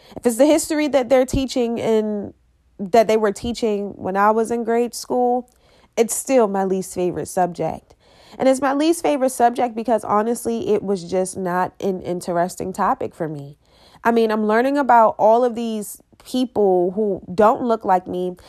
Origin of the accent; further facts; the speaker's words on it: Baltimore, Maryland, United States; I am from Baltimore City, and I've grown up and I've seen those children